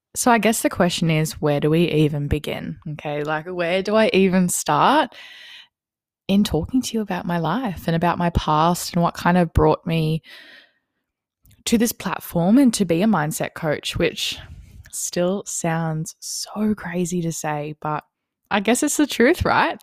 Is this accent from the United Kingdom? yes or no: no; Wollongong, New South Wales, Australia; I'm twenty-one years old and I'm from Wollongong, New South Wales